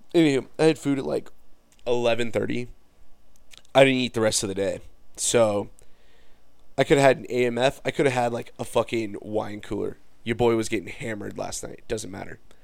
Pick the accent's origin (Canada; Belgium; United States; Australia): United States; Farmington; I'm from Farmington